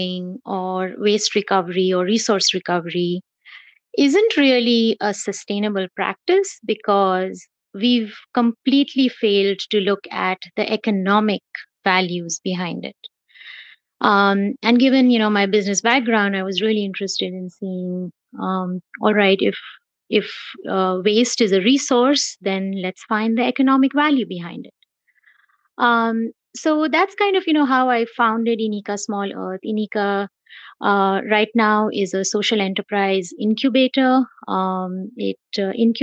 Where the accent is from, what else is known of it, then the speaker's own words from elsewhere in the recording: Mumbai, Maharashtra, India; moved away as an adult; also born or lived in South Bend, Indiana; now in San Diego, United States; I am born and raised in Mumbai, India. I'm a Mumbaiite, a hardcore Mumbaiite.